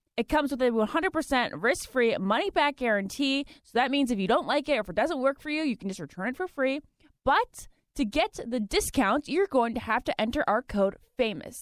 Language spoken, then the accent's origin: English; Virginia, United States; also born or lived in New Jersey / Massachusetts; I was born there, lived there till I was two, moved to Massachusetts until I was five, and then I've grown up in Virginia, like, plus twenty years